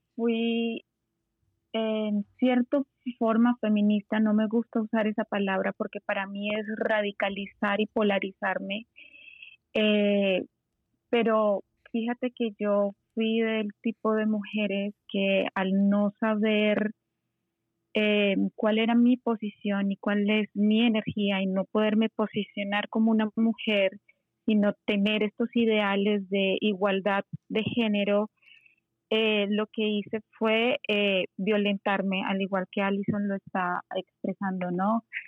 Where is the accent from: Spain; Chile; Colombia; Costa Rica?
Colombia; yo soy eh, colombiana